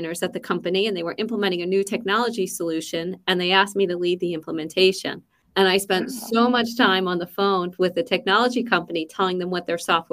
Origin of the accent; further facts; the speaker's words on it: Philadelphia, Pennsylvania, United States; moved away as an adult; also born or lived in Boston; now in Seattle, United States; So I am originally from the East Coast, from Philadelphia, born and raised.